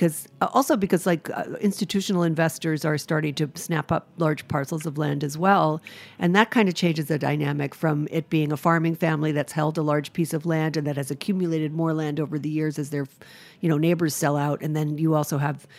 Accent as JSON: {"language": "English", "region": "Rhode Island", "country": "United States", "moved": "yes", "lives_now": "New York, United States", "said": "I'm from Rhode Island"}